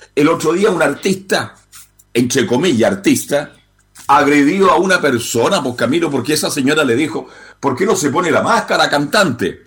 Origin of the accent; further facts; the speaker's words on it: Chile; Yo soy un chileno común y como corriente como todos ustedes